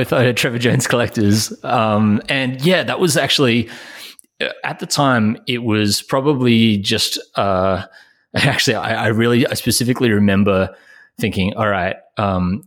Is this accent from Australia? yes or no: yes; Australia; I'm obviously Australian